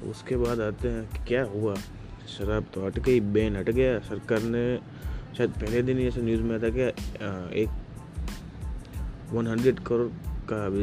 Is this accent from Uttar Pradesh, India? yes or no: no; Gujarat, India; basically मैं गुजरात से हूँ तो गुजरात में इन लोगों ने सिस्टम डाला हुआ है